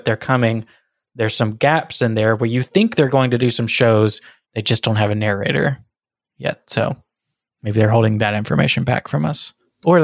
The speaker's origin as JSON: {"language": "English", "town": "Boston", "region": "Massachusetts", "country": "United States"}